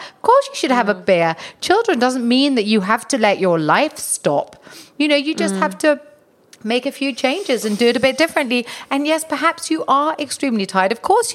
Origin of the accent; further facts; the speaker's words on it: Denmark; also born or lived in England; now in United Kingdom; I come from Denmark. I come from a country